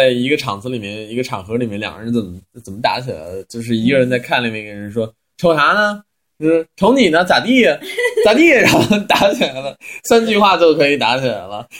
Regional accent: Xuzhou, Jiangsu, China; 因为我们那儿呃我是来自江苏徐州，虽然是江苏，但是我们那边是非常北方的方言，呃比较像山东人吧。

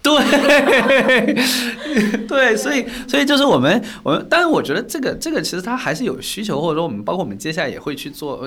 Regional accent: Guizhou, China; moved away as an adult; 从小是在贵州长大，所以也是在一个，呃，比较偏原生态，然后就是有很多森林啊、山区的一个地方

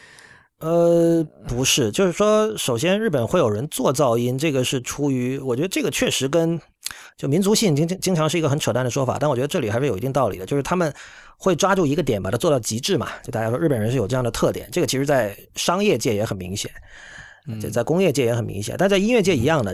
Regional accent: China; also born or lived in United States; now in Japan; 我作为一个中国人

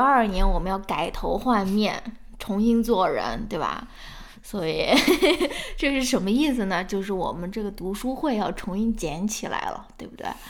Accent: northern China, China; now in United States; 我是一个北方人

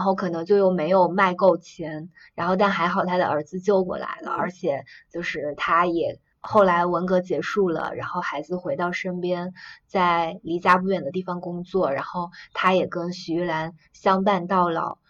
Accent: China; 我们作为一个中国人

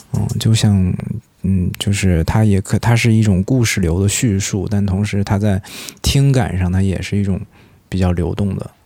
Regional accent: Heilongjiang, China; 我的老家是在黑龙江嘛，然后我们家是煤城，就是煤矿资源组成的

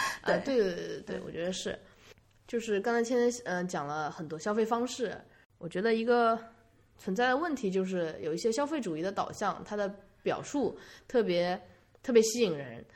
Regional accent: China; moved away; also born or lived in United States; 我们中国人

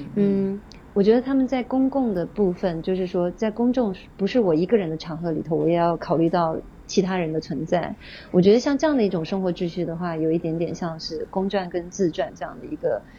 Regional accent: China; moved away as an adult; now in Tokyo, Japan; 我不是日本人，对，我是中国人，我的孩子也是中国嗯。人

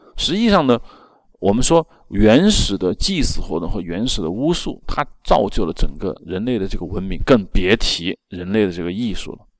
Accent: China; 我们中国人

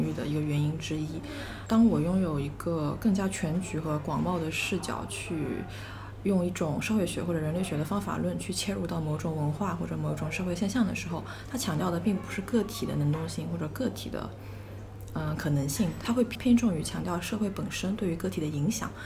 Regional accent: Changzhou, Jiangsu, China; moved away as an adult; also born or lived in Macau; 我的本科呢是在澳门读的，我是一个江苏人，江苏常州的

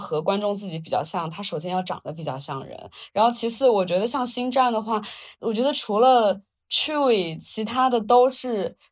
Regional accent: Wuhan, Hubei, China; 我在长江中下游平原长大

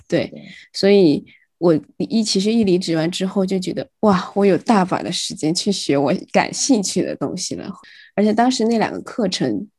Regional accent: Sichuan, China; 听到别人说四川话，然后我就会马上去去跟他们套近乎，我说：“哎，你们也是四川的吗？

